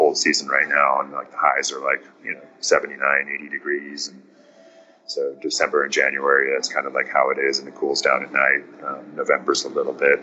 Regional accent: South Africa; moved away; I'm originally from South Africa

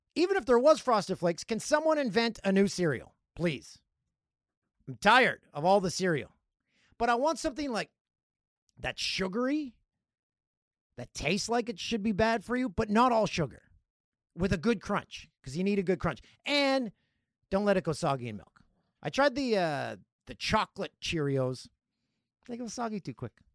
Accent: Peterborough, Ontario, Canada; My hometown, number sixteen on the list, Peterborough

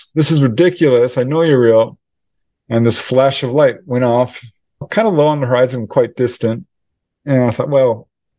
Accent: Topanga, California, United States; I grew up in Topanga Canyon, which was filled with owls.

